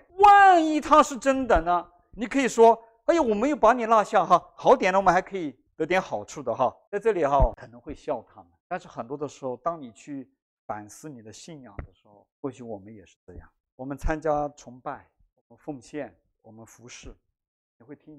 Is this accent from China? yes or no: yes; China; 我们中国人的智慧有一句话叫做"信则有，不信则无"啊，就是这样的道理哈。